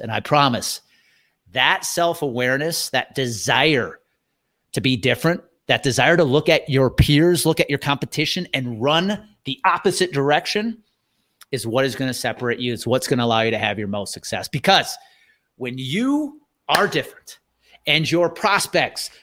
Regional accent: thirty miles outside of Milwaukee, Wisconsin, United States; I grew up thirty miles outside of Milwaukee

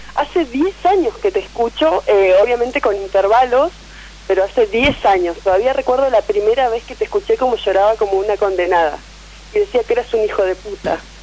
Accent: Neuquén, Argentina; Soy de Nauquén Capital

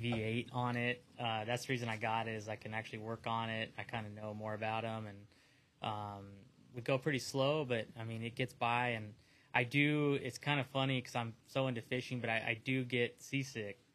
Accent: San Diego, California, United States; out here in San Diego

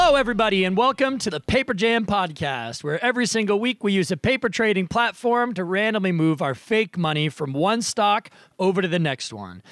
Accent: Nashua, New Hampshire, United States; moved away; I am also recording from my hometown, uh, childhood basement in Nashua, New Hampshire.

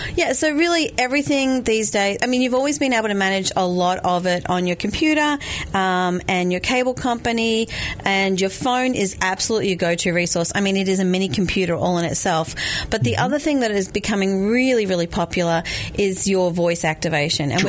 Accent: Australia; moved away; because I'm Australian

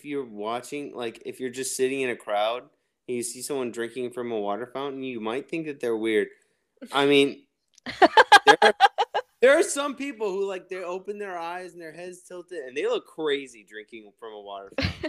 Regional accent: Missouri, United States; I'm from Missouri

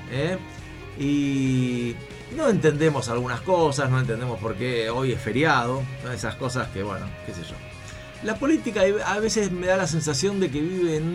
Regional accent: Italy; now in Germany; Me y eso que soy un italiano viviendo en Alemania. O sea, no soy un alemán original.

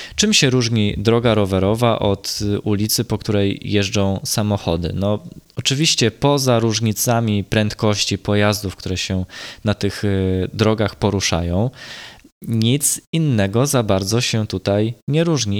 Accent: Gdańsk and Sopot, Pomeranian Voivodeship, Poland; u nas w Gdańsku i w Sopocie

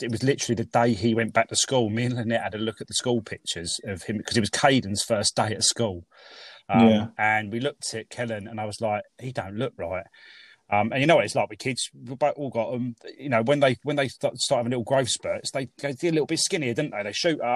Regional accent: Tonbridge, South East England, United Kingdom; moved away as an adult; now in Maidstone, United Kingdom; I'm from Tunbridge originally

